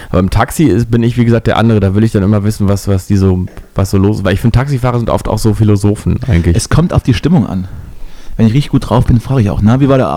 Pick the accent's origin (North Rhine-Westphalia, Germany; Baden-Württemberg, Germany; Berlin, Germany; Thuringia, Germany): Berlin, Germany; aber ich komme auch aus Berlin. Da habe ich irgendwann angefangen, so zu Berlinern, um ihm zu beweisen, dass ich wirklich Berliner bin.